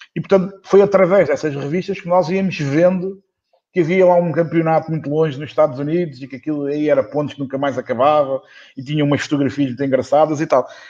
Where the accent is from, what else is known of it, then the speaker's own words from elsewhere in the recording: Portugal; o português, somos portugueses